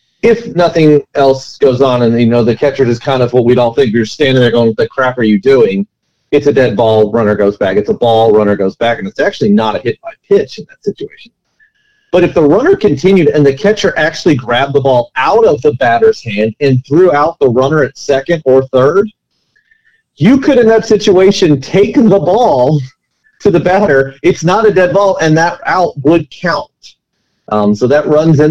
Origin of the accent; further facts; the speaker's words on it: United States; I'm an American